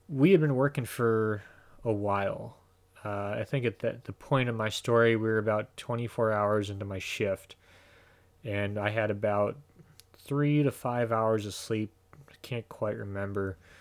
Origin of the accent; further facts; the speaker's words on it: Illinois, United States; moved away as an adult; also born or lived in Idaho / Northern California; we're both from Illinois. We both grew up in the suburbs